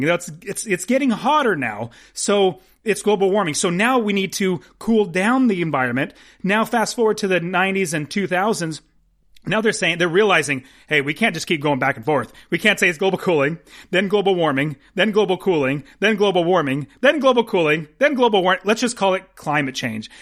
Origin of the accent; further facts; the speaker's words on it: United States; I'm an American